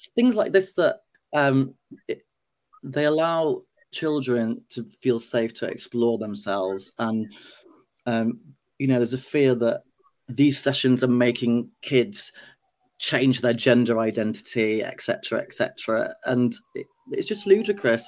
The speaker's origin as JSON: {"language": "English", "region": "Yorkshire and the Humber", "country": "United Kingdom", "tie": "born or raised there", "said": "growing up in Yorkshire in the 80s"}